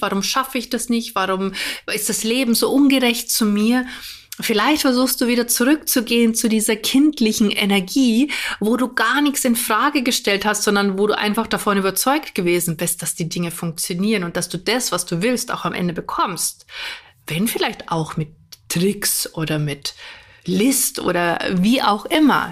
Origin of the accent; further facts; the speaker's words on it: Germany; bei uns in Deutschland